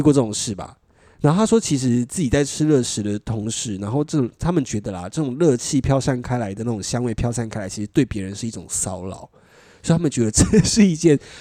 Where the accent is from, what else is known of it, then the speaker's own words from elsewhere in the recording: Taiwan; 我是台湾人